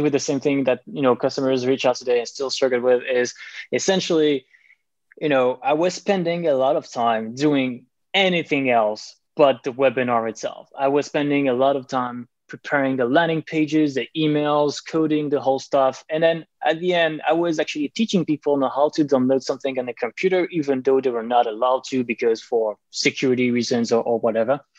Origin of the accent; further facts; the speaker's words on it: France; accent: French; also born or lived in Paris; I'm French, as you can tell probably from my accent